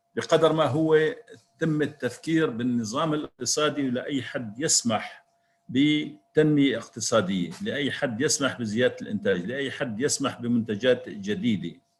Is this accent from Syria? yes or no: yes; Syria